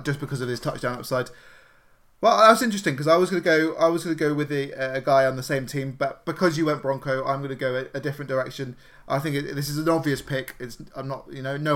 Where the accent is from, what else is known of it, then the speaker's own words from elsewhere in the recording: United Kingdom; We are obviously British, as you can hear